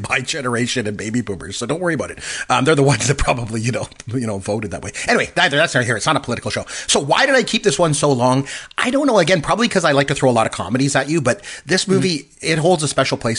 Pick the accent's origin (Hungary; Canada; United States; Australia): Canada; I'm Canadian, too